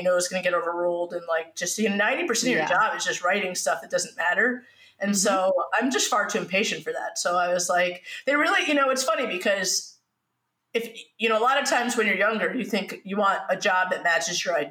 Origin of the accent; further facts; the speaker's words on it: New York, United States; I'm a New Yorker